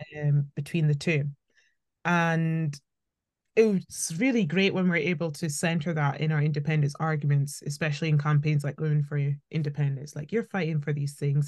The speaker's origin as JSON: {"language": "English", "region": "Scotland", "country": "United Kingdom", "tie": "born or raised there", "also_born_or_lived": "Birmingham", "said": "I schooled in, in, in Scotland"}